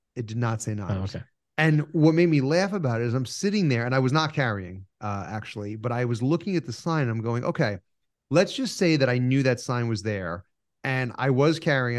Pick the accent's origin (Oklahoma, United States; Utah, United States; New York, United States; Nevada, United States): New York, United States; I was just born inconveniently in the North